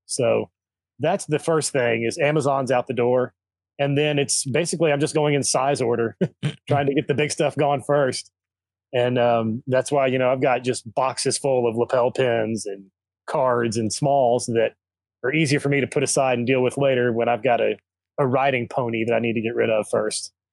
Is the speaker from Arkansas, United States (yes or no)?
yes; Arkansas, United States; moved away; also born or lived in Kentucky; I grew up in Arkansas, lived in Kentucky for ten years